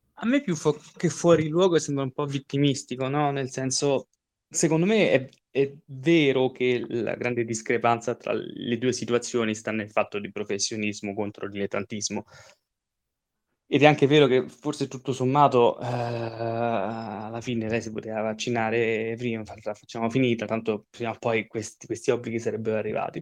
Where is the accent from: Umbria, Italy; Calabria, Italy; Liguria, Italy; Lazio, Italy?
Lazio, Italy; Rome; io sono romano